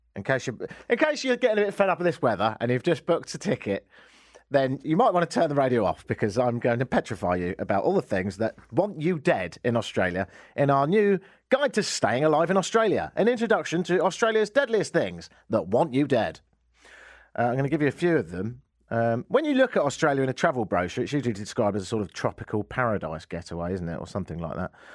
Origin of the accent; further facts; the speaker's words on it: England, United Kingdom; moved away as an adult; now in Canada; I'm English